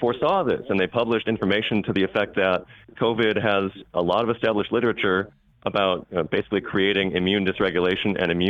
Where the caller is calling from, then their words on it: Madison, Alabama, United States; I'm calling from Madison, Alabama.